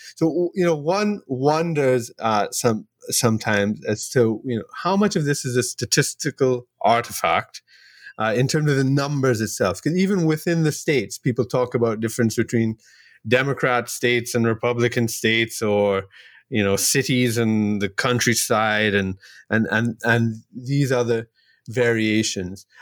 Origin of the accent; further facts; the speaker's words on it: Trinidad & Tobago; I'm from Trinidad and Tobago here in the Caribbean